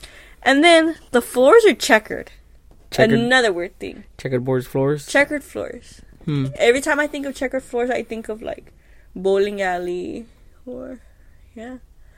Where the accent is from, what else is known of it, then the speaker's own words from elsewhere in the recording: Houston, Texas, United States; we're from Texas.